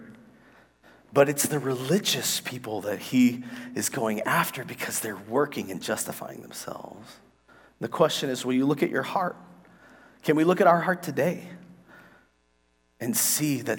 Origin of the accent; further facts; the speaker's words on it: United States; We're from America.